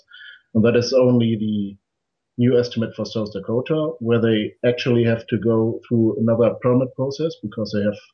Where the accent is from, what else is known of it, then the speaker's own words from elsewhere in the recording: Germany; my home country of Germany